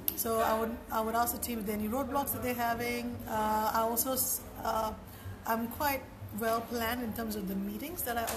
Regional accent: India; moved away as an adult; now in Singapore; I grew up in India and moved to Singapore about almost 20 years ago.

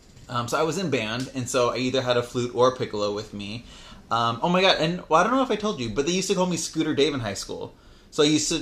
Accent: La Puente, California, United States; I grew up in La Puente. I went to Bassett High School.

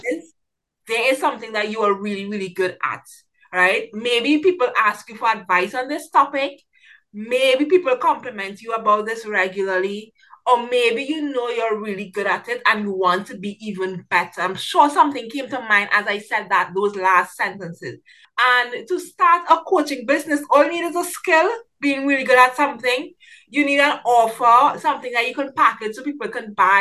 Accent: Trinidad & Tobago; I'm from Trinidad and Tobago, so I work with a lot of people throughout the Caribbean

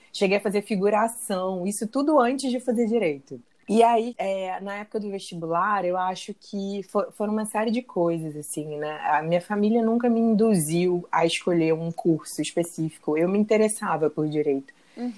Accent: Rio de Janeiro, Brazil; Sou carioca, moro na cidade maravilhosa

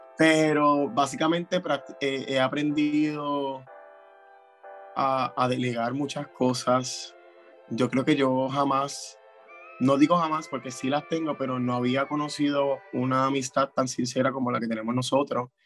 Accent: Puerto Rico; somos los únicos puertorriqueños en nuestras propias categorías

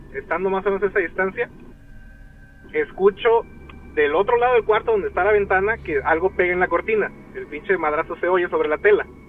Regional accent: Veracruz, Mexico; somos de Veracruz

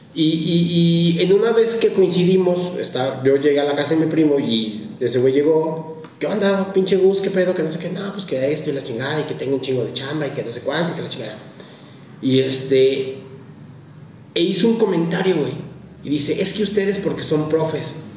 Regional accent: Mexico; Aquí en México

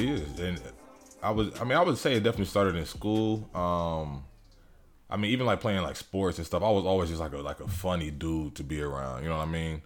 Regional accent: Elyria, Ohio, United States; also born or lived in Fort Bragg, North Carolina; I was born in Fort Bragg, North Carolina. My dad was in the military, but I'm from Elyria, Ohio. That's E L Y R I A. It's about thirty, forty minutes from Cleveland. Um, but that's where, like, I grew up.

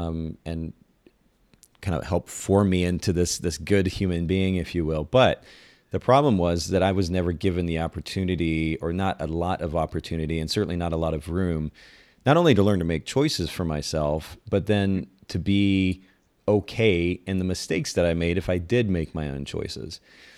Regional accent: Japan; I grew up in Japan. I was a missionary's kid and grew up in a very conservative home and culture.

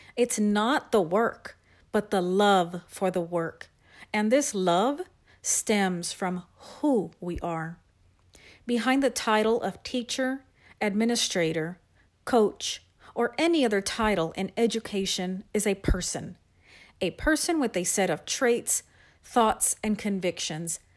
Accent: San Antonio, Texas, United States; I am from San Antonio, Texas, and I am a writing instructional specialist for one

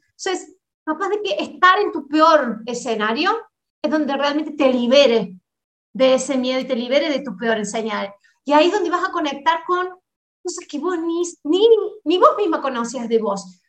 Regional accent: Argentina; moved away as an adult; now in Brazil; yo soy argentina y me vine a vivir para Brasil

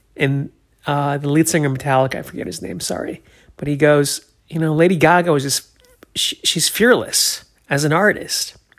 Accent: New Hampshire, United States; I'm from New Hampshire

